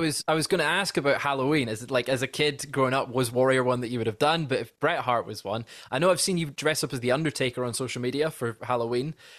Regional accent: Scotland, United Kingdom; as a Scotsman

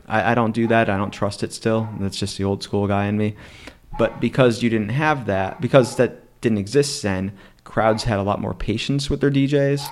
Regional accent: Scranton, Pennsylvania, United States; now in State College, United States

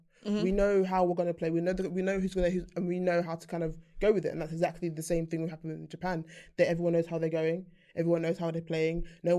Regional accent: Jamaica; I'm a Jamaican.

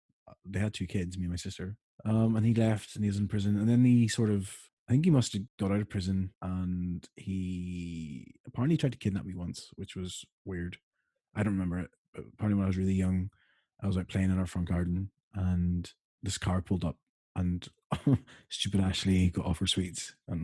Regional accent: Ireland; whenever I mention to anyone that I'm Irish, they're like, "Oh, I'm Irish."

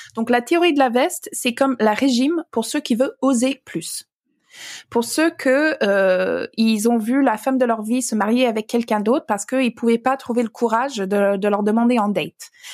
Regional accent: Alberta, Canada; French is a second language; now in France; j'ai grandi dans l'Alberta

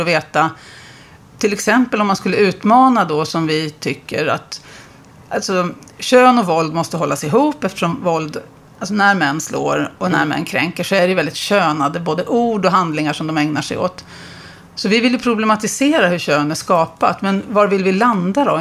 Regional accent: Uppsala, Uppsala County, Sweden; i Uppsala, där jag kommer ifrån

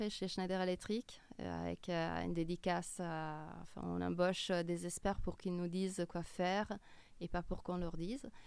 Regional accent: Milan, Lombardy, Italy; French is a second language; moved away as an adult; now in Paris, France; Puis je suis originaire de Milan.

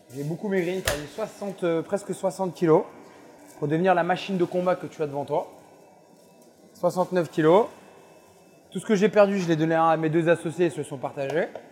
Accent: France; moved away as an adult; also born or lived in Melbourne, Australia / Sydney, Australia / Tel Aviv, Israel; chez nous en France

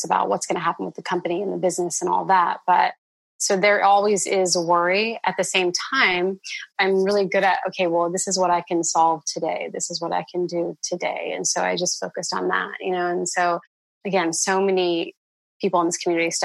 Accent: Indiana, United States; growing up in Indiana

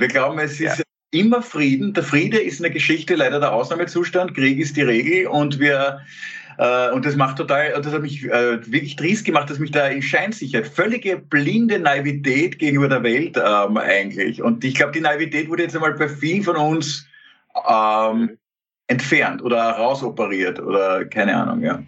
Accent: Austria; also born or lived in Klosterneuburg; auch als Österreicher

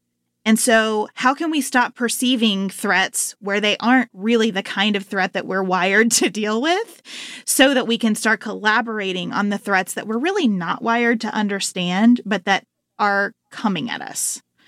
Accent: Livermore, Kentucky, United States; I went to the library in Livermore, Kentucky, where I grew up. Population, about 1,500. I always tell people, 2 banks, 1 grocery store, 0 stoplights. That's Livermore.

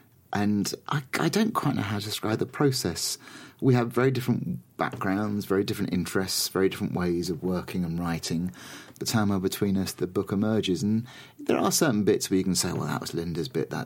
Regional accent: London, United Kingdom; I'm a Londoner.

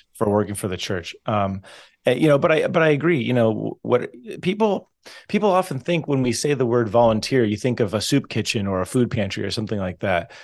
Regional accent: Southern California, United States; I'm originally from Southern California, so the west, but not the northwest

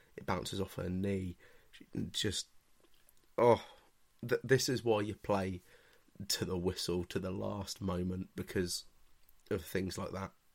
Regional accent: England, United Kingdom; I'm English

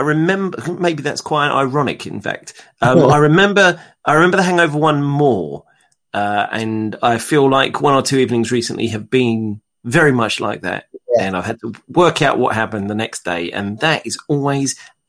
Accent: London, United Kingdom; I'm from London.

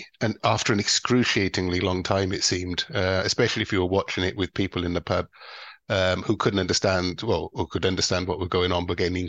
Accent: Wales, United Kingdom; try being Welsh.

